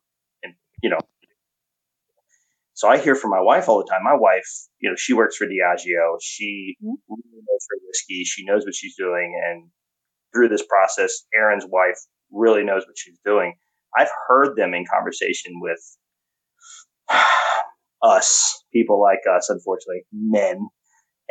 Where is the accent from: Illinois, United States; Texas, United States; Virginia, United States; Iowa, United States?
Texas, United States; I grew up in Texas